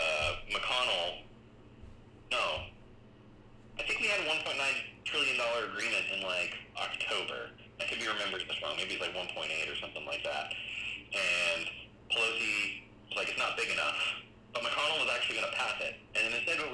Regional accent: United States; from my perspective as an American citizen, as someone who's living in this country right now

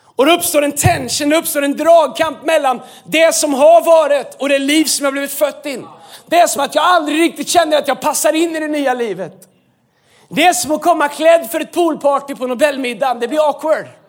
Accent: Sweden; vi är svenskar

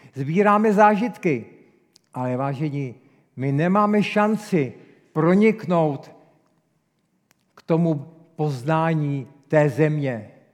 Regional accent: Czechia; jsem velký patriot, jsem velký Čech

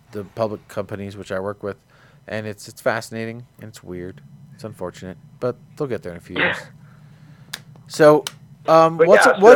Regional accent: New Jersey, United States; I'm from New Jersey. It's competitive speaking where I come from

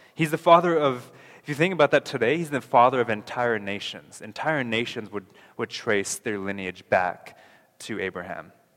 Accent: North Carolina, United States; now in Canada; North Carolina

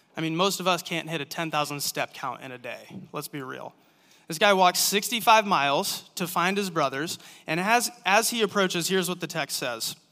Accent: Manson, Iowa, United States; moved away as an adult; also born or lived in Ames, Iowa; now in Cedar Rapids, United States; I'm from Manson.

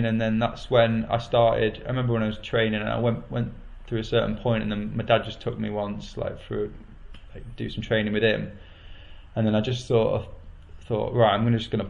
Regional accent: Warrington, North West England, United Kingdom; I grew up in Warrington, which is, and then the stock answer that follows that is it's in between Manchester and Liverpool.

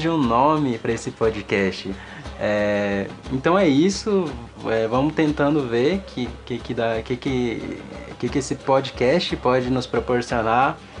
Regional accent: Cerrado, Brazil; de onde eu vim, que é o Cerrado

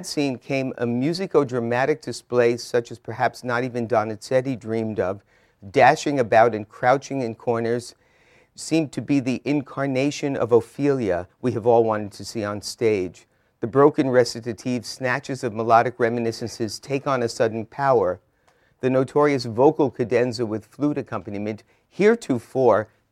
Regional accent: New York, United States; Growing up in New York

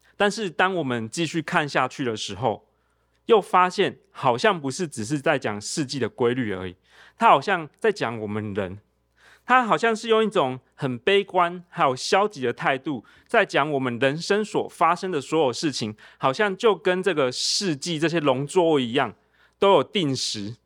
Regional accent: Tainan, Taiwan; 我在台南长大

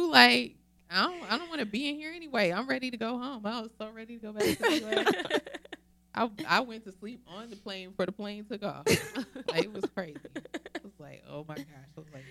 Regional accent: Athens, Georgia, United States; now in Charlotte, United States; Nene and Phaedra are both from my hometown.

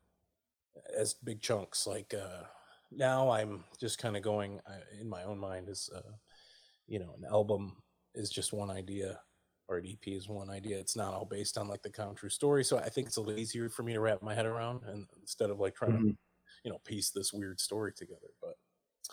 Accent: Oneida, New York, United States; moved away as an adult; also born or lived in Princeton, New Jersey / Ewing, New Jersey / Trenton, New Jersey; I'm from upstate New York, a town called Oneida near Syracuse

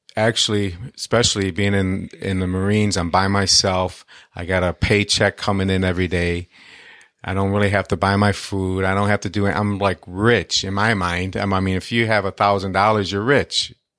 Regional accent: Detroit, Michigan, United States; Growing up in Detroit

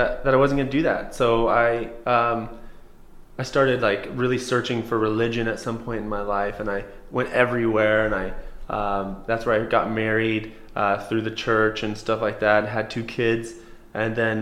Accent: Coeur d'Alene, Idaho, United States; also born or lived in Seattle / Spokane; I grew up in Coeur d'Alene, moved around to Seattle, Spokane, stuff like that with my mom and dad

